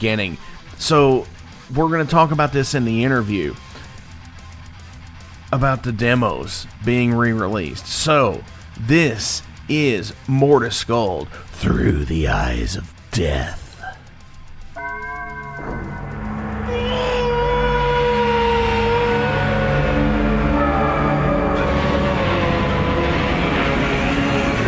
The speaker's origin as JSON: {"language": "English", "town": "Louisville", "region": "Kentucky", "country": "United States", "said": "I'm from Louisville"}